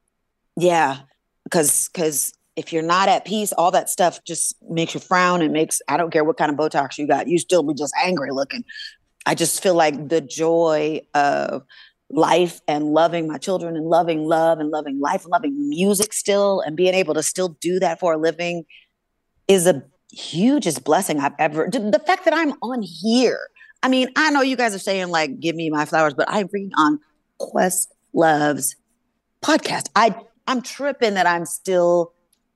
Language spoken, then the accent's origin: English; California, United States; also born or lived in San Francisco, California / San Diego, California / Sacramento, California / Los Angeles, California; I was born in San Francisco, California. I have lived in California my whole life. San Francisco first, San Diego next, Sacramento, and then Los Angeles for the last 32 years or so